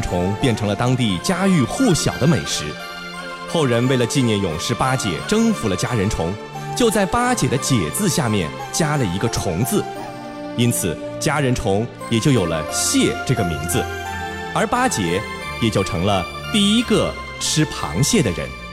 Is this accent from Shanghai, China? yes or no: yes; Shanghai, China; 咱们上海人